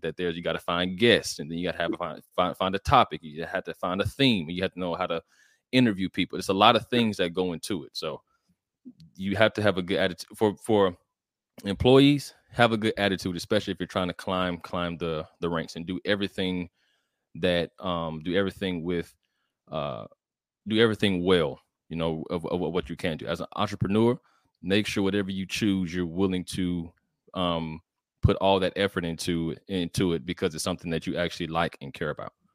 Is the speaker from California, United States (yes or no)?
no; College Park, Georgia, United States; I'm from College Park, Georgia. It's a little ci, it's a city outside of Atlanta, the south side of Atlanta, actually.